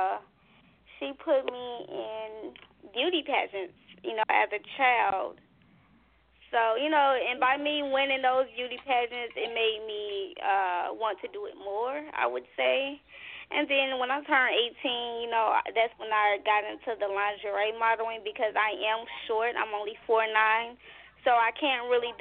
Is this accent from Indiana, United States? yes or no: yes; Gary, Indiana, United States; now in Indianapolis, United States; Growing up in Gary, Indiana